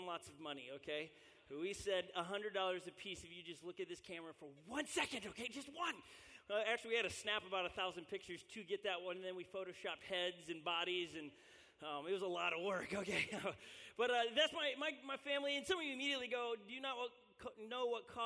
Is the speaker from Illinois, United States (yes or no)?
yes; Illinois, United States; moved away as an adult; I grew up in Illinois